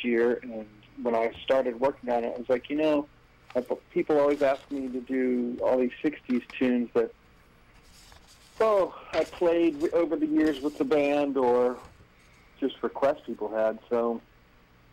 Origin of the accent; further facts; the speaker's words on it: Charleston, South Carolina, United States; I grew up on listening to, like, the 50s and 60s oldies station in my hometown in Charleston, South Carolina